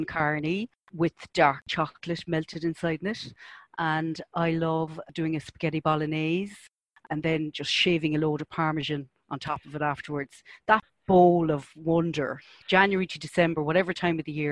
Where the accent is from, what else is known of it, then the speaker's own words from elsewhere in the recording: Cork, Munster, Ireland; I'm from Cork, as you know. My father's a Cork man